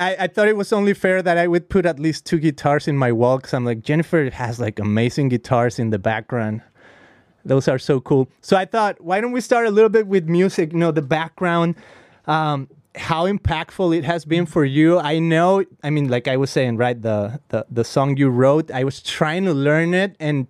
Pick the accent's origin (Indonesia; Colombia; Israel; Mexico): Mexico; Guadalajara, Jalisco; first language Spanish; English is a second language; moved away as an adult; now in United States; I'm from Guadalajara, Mexico. Uh-huh. I grew up there. I mean, I've been here in the U.S. for 15 years, so I don't even know what I am now. I don't even know if I should call myself American, Mexican. I'm kind of like in limbo.